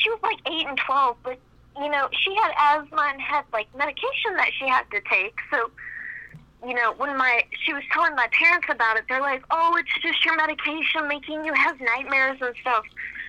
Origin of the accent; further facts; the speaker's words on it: West Virginia, United States; We're originally from West Virginia, and we live on a farm that has been in our family since, you know, territory was first discovered in West Virginia.